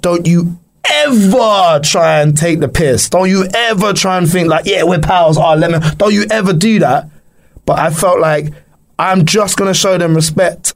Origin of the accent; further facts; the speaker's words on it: London, United Kingdom; I'm from London